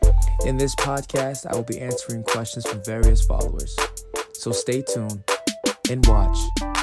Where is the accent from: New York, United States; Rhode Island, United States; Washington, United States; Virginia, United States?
Rhode Island, United States; Providence; I am from Providence, Rhode Island.